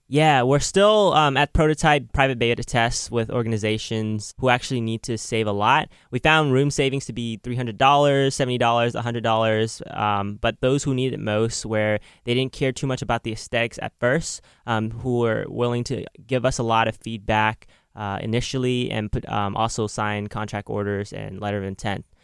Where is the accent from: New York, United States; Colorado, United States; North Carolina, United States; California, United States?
California, United States; Oakland; Growing up in Oakland, uh, I learned a lot about technology at a young age